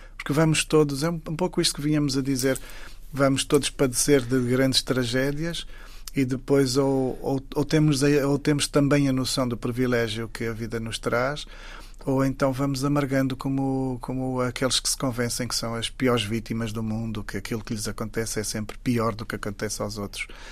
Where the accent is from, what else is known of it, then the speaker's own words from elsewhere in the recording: Saurimo, Lunda Sul, Angola; moved away; Saurim, que é exatamente a terra onde eu nasci